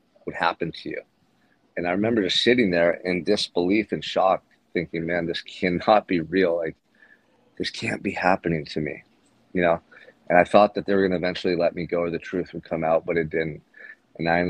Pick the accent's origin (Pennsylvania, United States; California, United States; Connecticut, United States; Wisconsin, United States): California, United States; Santa Barbara; I'm here in Santa Barbara right now, my hometown